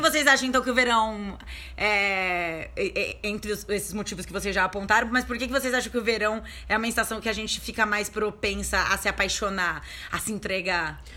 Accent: Guarujá, São Paulo, Brazil; a gente é, a gente é do Guarujá, a gente morou no Guarujá a nossa vida inteira

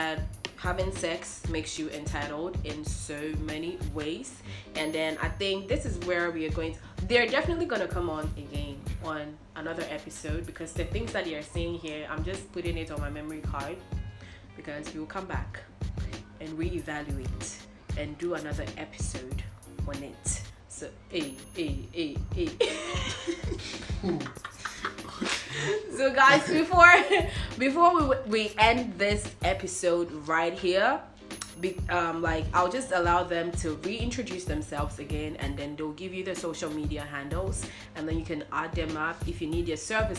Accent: Australia; my hometown, Australia

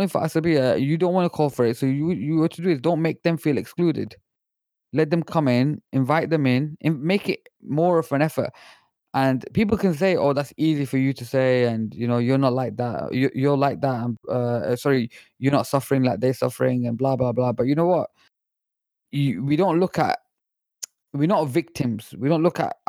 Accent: Pakistan; I'm Pakistani myself

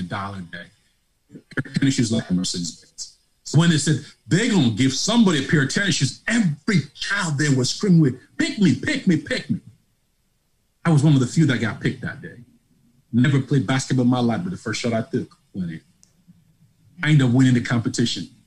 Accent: Lagos, Nigeria; moved away as an adult; also born or lived in Grand Forks, North Dakota; now in Charlotte, United States; you can tell from my accent, I'm not from Tennessee, nor North Carolina. I'm from Lagos, Nigeria

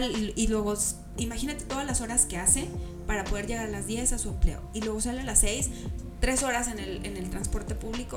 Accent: San Luis Potosí, Mexico

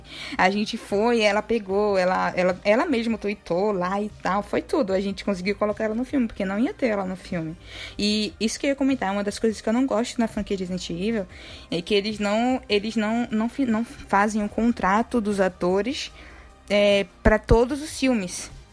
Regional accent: a town near Salvador, Bahia, Brazil; moved away; Lá na minha cidade não tinha cinema, só tinha cinema em Salvador

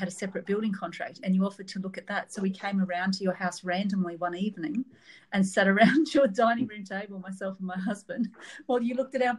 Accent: Townsville, Queensland, Australia; moved away as an adult; also born or lived in Roma / Brisbane / Sydney / Darwin; So I was born in Townsville and lived there pretty much all my life, all my schooling life, with a very short stint in Roma in Western Queensland, but mainly in Townsville through school, high school, university, my undergrad.

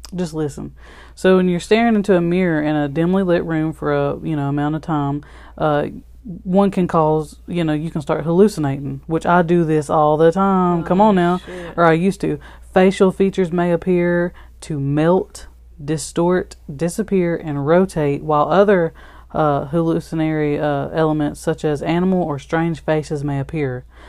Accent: Alabama, United States; we are from Alabama

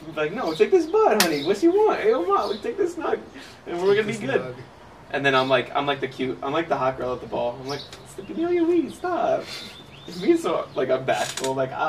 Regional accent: Midwest, United States; I'm from the Midwest.

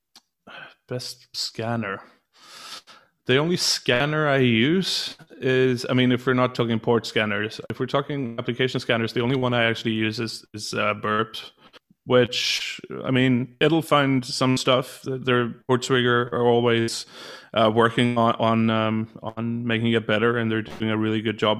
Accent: Gothenburg, Västra Götaland, Sweden; I was born in Gothenburg

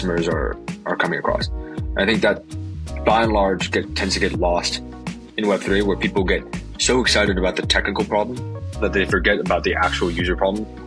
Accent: San Francisco, California, United States; born and raised in San Francisco in the Bay Area, and never left

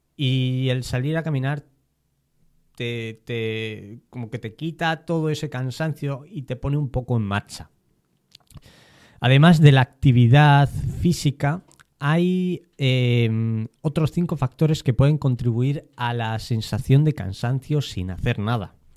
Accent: Spain; si me incluyo, ya, ya me he definido como español

